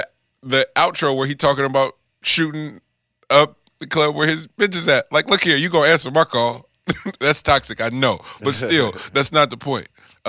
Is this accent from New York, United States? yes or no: no; the Bay Area, California, United States; I'm from the Bay.